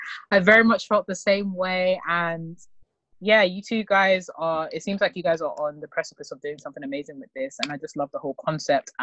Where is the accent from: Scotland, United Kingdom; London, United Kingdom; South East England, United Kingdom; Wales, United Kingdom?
London, United Kingdom; also born or lived in Oxford / Harvard; I am born and raised in Tottenham, North London